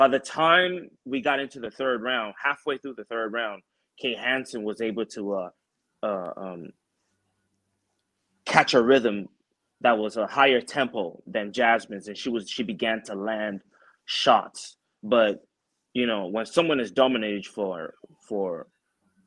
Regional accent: Nigeria; moved away; when I was growing up in Nigeria

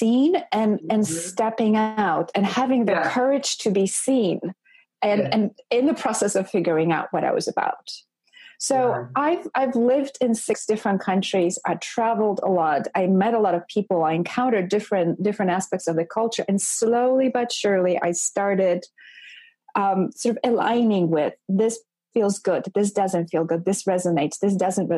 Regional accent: Poland; moved away as an adult; I grew up in Poland in a communist culture in a very, very conservative household

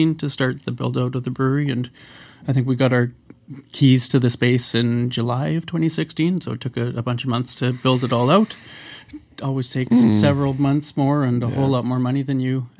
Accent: Vancouver, British Columbia, Canada; moved away as an adult; now in Halifax, Canada; I'm from Vancouver originally

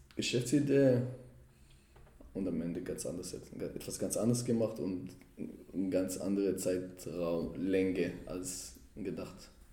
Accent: Jerusalem, Jerusalem District, Israel; German is a second language; now in Germany; Ich komme aus Jerusalem und ich verbinde damit, dass schon als Kinder meine Mutter hat uns oder meine Eltern haben uns zu Abu Ghosh genommen

